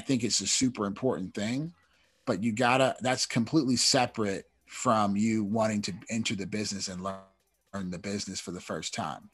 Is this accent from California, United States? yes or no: yes; Oakland, California, United States; moved away as an adult; now in Los Angeles, United States; I'm from Oakland, so I was in California.